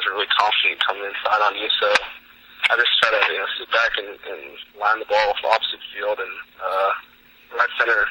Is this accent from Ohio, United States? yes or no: no; Arlington, Texas, United States; I grew up in Arlington